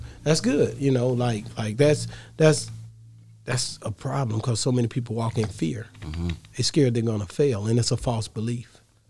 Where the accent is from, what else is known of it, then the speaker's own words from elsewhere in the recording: Texas side, United States; But I'm from the Texas side. 100%. I'm from the Caddo Lake.